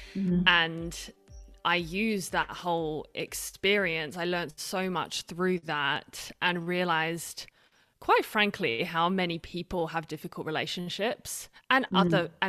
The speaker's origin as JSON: {"language": "English", "country": "Australia", "lives_now": "Switzerland", "said": "I'm Australian British. I don't know if anyone can pick my accent because it's the weirdest mix. No one knows what my accent is. And I live in Switzerland"}